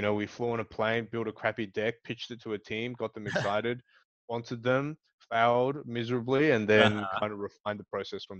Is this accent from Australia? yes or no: yes; Australia; moved away as an adult; now in Hong Kong; Based in Hong Kong, but I grew up in Australia. So I came to Hong Kong about 6 years ago for business school.